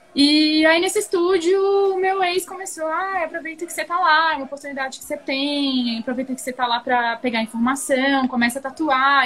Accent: Florianópolis, Santa Catarina, Brazil; moved away as an adult; now in São Paulo, Brazil; eu gosto muito de Floripa, é a minha cidade, foi onde eu cresci, foi onde eu nasci

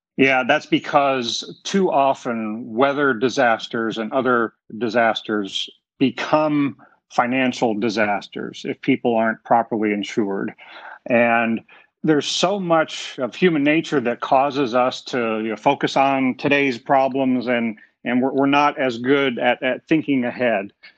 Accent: South Florida, United States; growing up in South Florida

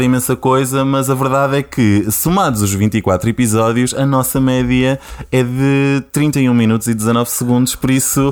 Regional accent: Porto District, Norte, Portugal; moved away as an adult; now in Lisbon, Portugal

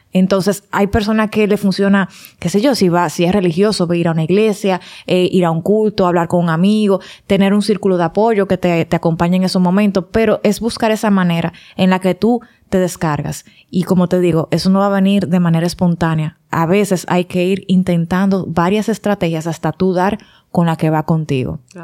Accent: Santiago, Dominican Republic; moved away; yo que vengo de mi campito de Santiago, que lo extraño todos los días

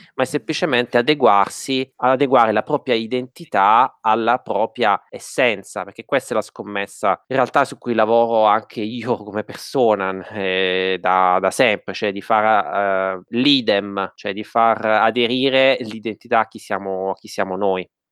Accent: Martina Franca, Apulia, Italy; accent: Martinese dialect; nel mio dialetto

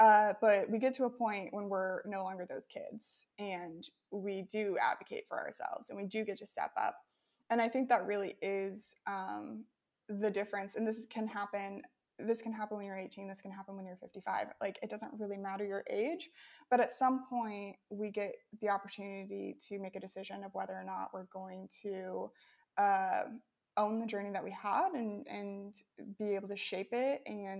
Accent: Midwest, United States; moved away as an adult; now in Ukraine; growing up in the Midwest of America

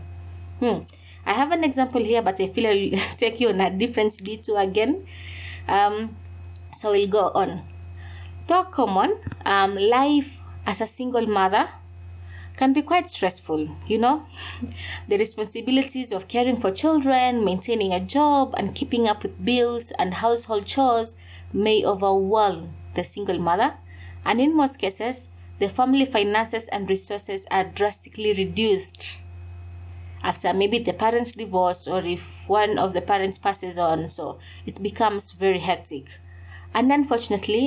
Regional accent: coastal Kenya, Kenya; I come from Kenya, and in the coastal regions of Kenya to be precise, I was raised in this ideology called Ujamaa

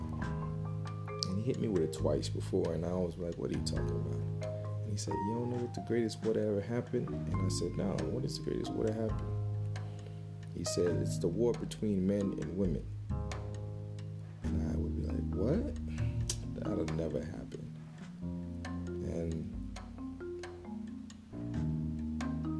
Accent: United States; growing up in America

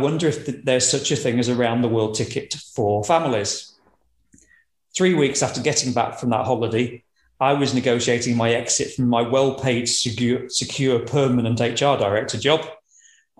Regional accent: Lincolnshire, East Midlands, United Kingdom; moved away as an adult; now in Edinburgh, United Kingdom; I grew up in Lincolnshire, so that's the predominant accent.

